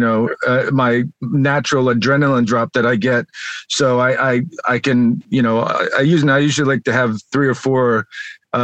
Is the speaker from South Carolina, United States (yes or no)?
no; Las Vegas, Nevada, United States; also born or lived in Southern California; now in California, United States; I grew up in Las Vegas and then have been in Southern California for a while